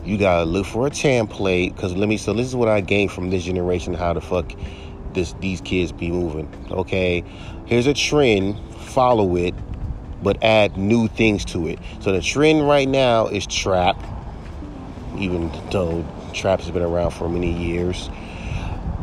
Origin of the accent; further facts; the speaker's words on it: California, United States; I'm from California